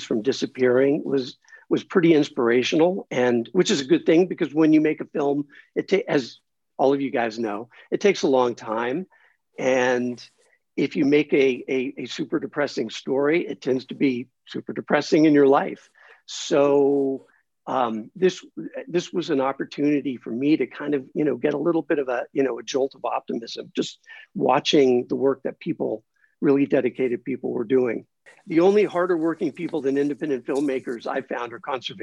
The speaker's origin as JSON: {"language": "English", "town": "Los Angeles", "region": "California", "country": "United States", "tie": "born or raised there", "also_born_or_lived": "New York City", "moved": "as an adult", "said": "I grew up in Los Angeles and lived most of my adult life in New York City"}